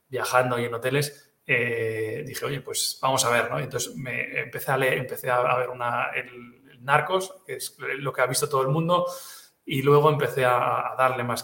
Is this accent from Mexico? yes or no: no; Catalonia, Spain; first language Catalan; Spanish is a second language; lo hice en catalán, que es mi lengua materna